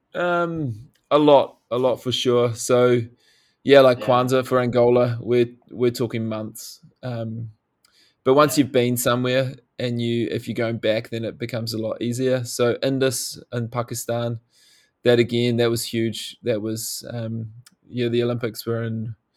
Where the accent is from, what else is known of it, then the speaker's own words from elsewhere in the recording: New Zealand; growing up in New Zealand, it's uh, it's really hard not to be thrown into the outdoors at a young age